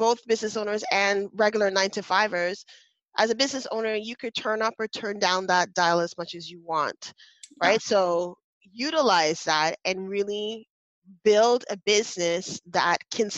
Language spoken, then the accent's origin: English; Canada; I'm Canadian